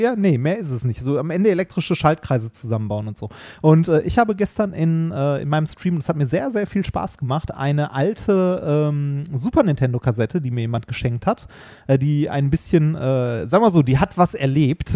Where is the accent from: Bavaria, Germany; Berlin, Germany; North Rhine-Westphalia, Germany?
North Rhine-Westphalia, Germany; Essen; in Essen, wo ich aufgewachsen bin.